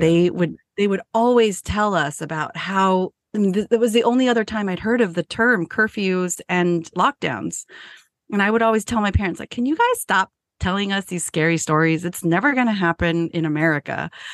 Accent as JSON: {"language": "English", "town": "San Jose", "region": "California", "country": "United States", "tie": "born or raised there", "moved": "as an adult", "lives_now": "Appalachian Mountains, United States", "said": "I was born and raised in San Jose"}